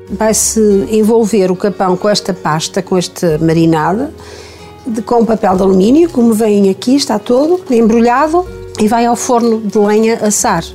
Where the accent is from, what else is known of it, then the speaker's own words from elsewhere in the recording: Paredes, Norte, Portugal; Aqui em casa, na, que é a casa onde eu nasci